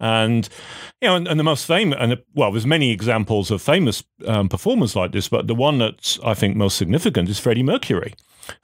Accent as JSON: {"language": "English", "country": "United Kingdom", "lives_now": "United States", "said": "And I particularly appreciate this, being a Brit coming to America, seeing the fascinating system that is here for healthcare."}